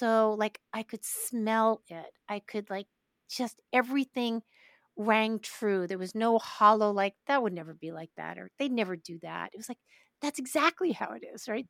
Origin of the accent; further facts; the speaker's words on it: Brooklyn, New York, United States; I'm from Brooklyn.